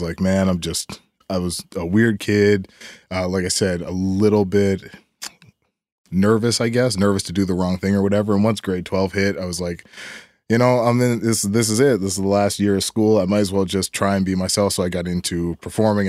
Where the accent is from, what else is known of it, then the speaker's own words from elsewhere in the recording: Timberlea, Nova Scotia, Canada; I grew up down in, uh, down Timberlake